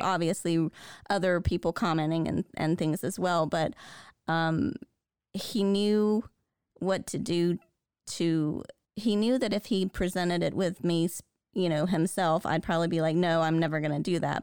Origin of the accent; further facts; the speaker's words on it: the South, United States; I grew up in the South